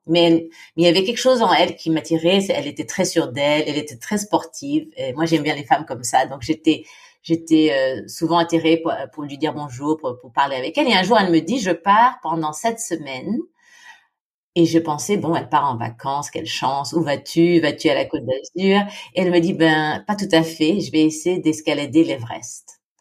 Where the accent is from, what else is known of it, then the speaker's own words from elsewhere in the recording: Philippines; moved away as an adult; also born or lived in Senlis, France / Japan; j'ai grandi aux Philippines